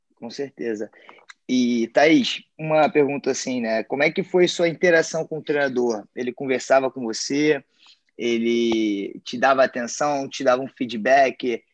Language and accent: Portuguese; Brazil; now in United States; nós, como brasileiros